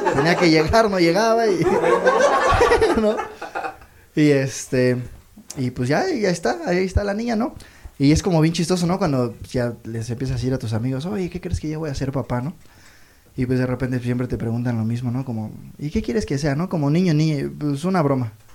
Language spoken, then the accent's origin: Spanish; Toluca, State of Mexico, Mexico; yo vengo de allá de Toluca